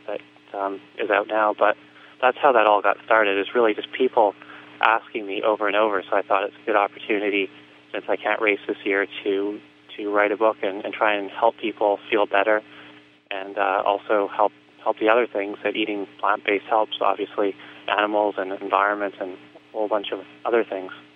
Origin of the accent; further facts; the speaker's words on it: Vancouver, British Columbia, Canada; I grew up in in Canada in Vancouver